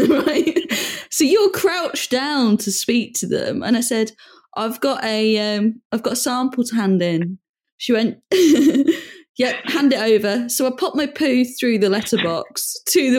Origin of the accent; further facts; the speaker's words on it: United Kingdom; I'm British